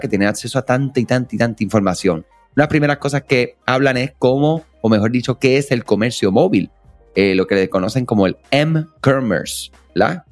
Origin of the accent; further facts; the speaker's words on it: Puerto Rico; Somos de acá de Puerto Rico